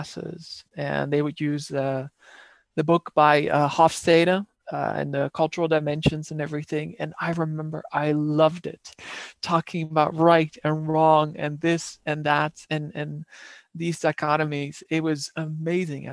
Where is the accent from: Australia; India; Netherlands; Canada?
Netherlands; English is a second language; moved away; back in my home country in the Netherlands